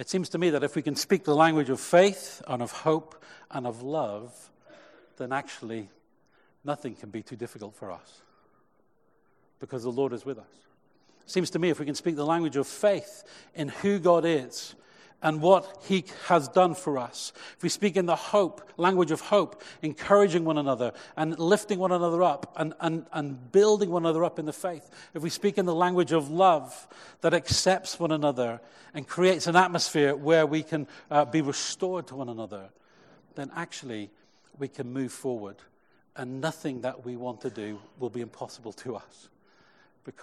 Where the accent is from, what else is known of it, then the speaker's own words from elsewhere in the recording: Cheltenham, South West England, United Kingdom; when I was a youth leader in my first church growing up in Cheltenham